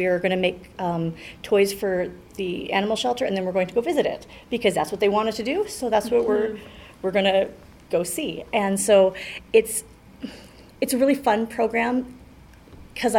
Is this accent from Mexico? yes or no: no; Calgary, Alberta, Canada; also born or lived in Haysboro; I grew up in Hillhurst